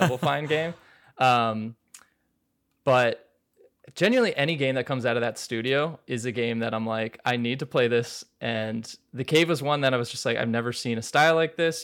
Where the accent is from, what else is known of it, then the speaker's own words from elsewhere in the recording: Maryland, United States; moved away as an adult; also born or lived in New York; I grew up in Maryland, but I went to Fordham, which is a college in New York in the Bronx